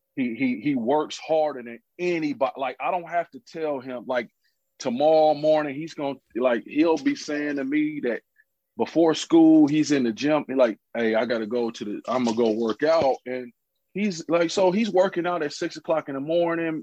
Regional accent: United States; moved away; as the American back then

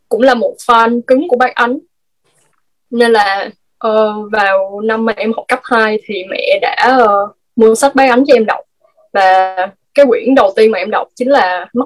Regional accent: Binh Phuoc, Vietnam; now in Ho Chi Minh City, Vietnam; em hiện tại thì em đang ở Sài Gòn còn quê của em là Bình Phước thì hồi trước là khi mà em ở Bình Phước ấy, thì nhà em ở kiểu như là cũng vùng sâu vùng xa ấy chị

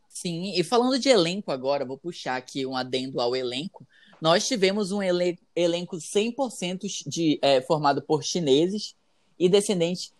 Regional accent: Amazonas, Brazil; aqui da minha terra, do Amazonas

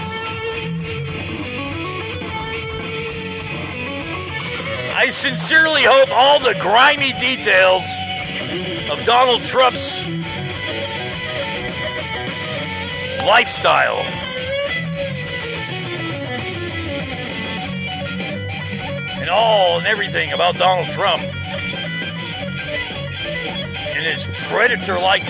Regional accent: United States

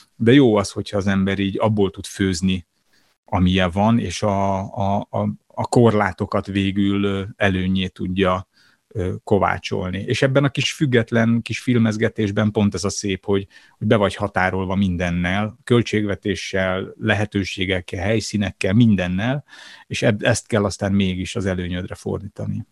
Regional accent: Budapest, Hungary; A 22. kerületben születtem és nőttem fel

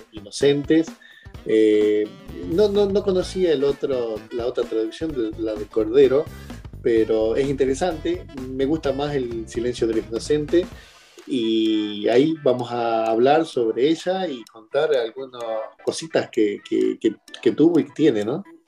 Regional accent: Argentina; also born or lived in Tierra del Fuego; de Argentina, vivo en Tierra del Fuego, al

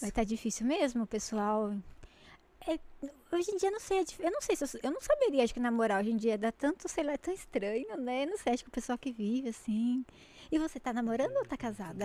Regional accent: Jundiaí, São Paulo, Brazil; a gente é de Jundiaí

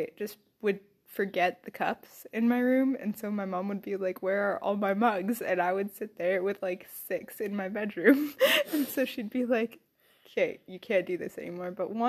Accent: Ireland; I'm Irish and I can barely do an Irish accent

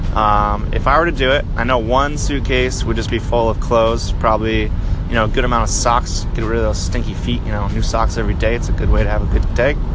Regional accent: Portland, Maine, United States; I'm from Portland, Maine

